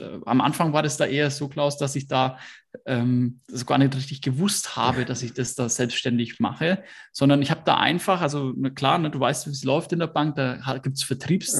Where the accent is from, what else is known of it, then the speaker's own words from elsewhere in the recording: Hersbruck, Bavaria, Germany; Ich komme aus Hersbruck. Das ist ähm, im Speckgürtel von Nürnberg